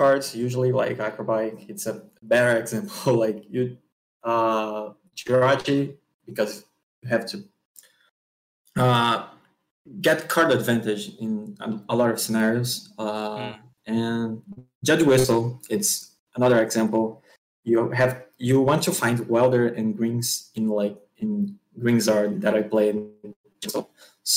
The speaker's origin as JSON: {"language": "English", "region": "Rio de Janeiro", "country": "Brazil", "said": "I'm from Rio de Janeiro, Brazil"}